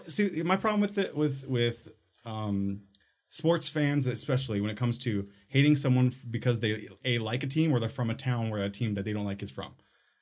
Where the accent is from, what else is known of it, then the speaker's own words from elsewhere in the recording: Minnesota, United States; when I was a kid, I'm from Minnesota, right?